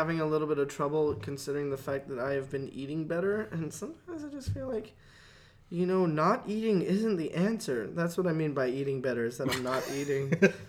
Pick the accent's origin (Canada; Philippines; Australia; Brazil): Canada; you know, we're Canadian, right? Canadian, so it's about $200.